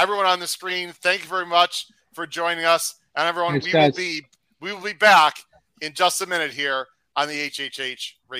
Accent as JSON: {"language": "English", "town": "Chicago", "region": "Illinois", "country": "United States", "said": "of course I'm from Chicago"}